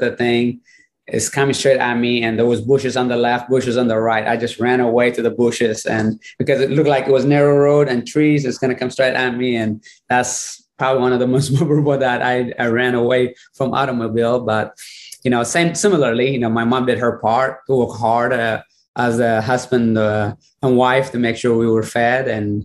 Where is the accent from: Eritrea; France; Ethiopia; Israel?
Eritrea; moved away; I was born in Eritrea, which is northeast of Africa, on Horn of Africa, and no electricity, no running water